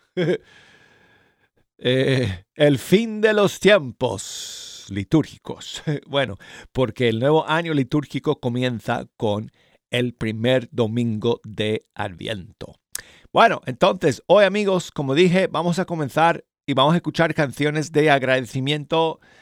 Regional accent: United States; aquí en mi país, aquí en Estados Unidos

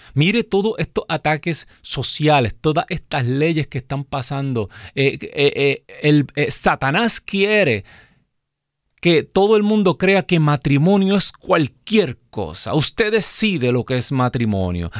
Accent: Puerto Rico; moved away as an adult; also born or lived in New Jersey, United States; now in Alabama, United States; Nosotros salimos de nuestro país, de Puerto Rico

